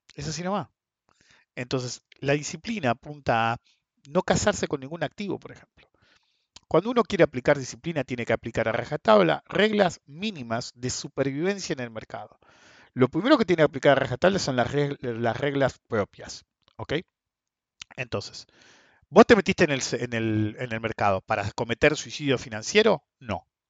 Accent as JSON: {"language": "Spanish", "country": "Argentina", "said": "somos Argentina"}